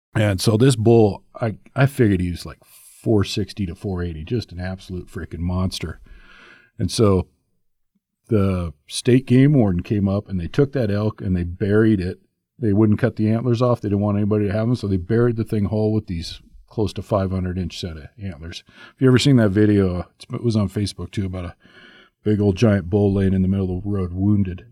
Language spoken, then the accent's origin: English; Tehachapi, California, United States; moved away; I grew up out in California when I was a kid, and just north of L A, two hours north in Tatchby.